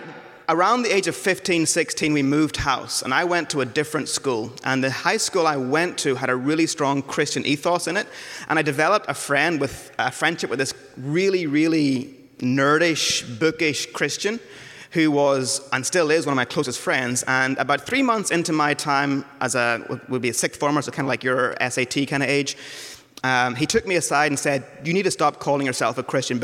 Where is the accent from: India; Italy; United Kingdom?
United Kingdom; Northern Ireland; moved away; I grew up in Northern Ireland, so not from around here